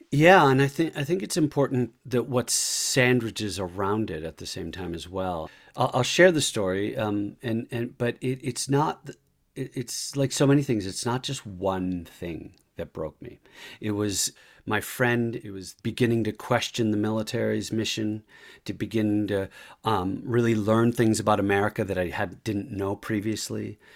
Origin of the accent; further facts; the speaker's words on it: La Crosse, Wisconsin, United States; moved away as an adult; I grew up in Irish Catholic in La Crosse, Wisconsin, on the north side